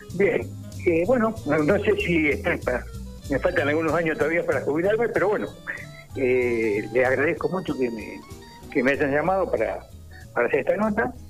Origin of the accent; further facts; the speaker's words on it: Bahía Blanca, Buenos Aires Province, Argentina; also born or lived in Viedma; yo nací en Bahía